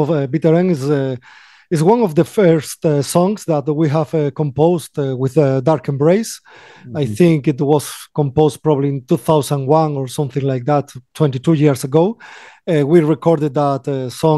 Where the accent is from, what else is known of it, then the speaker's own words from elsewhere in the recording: Galicia, Spain; English is a second language; We are from Galicia, northwest of Spain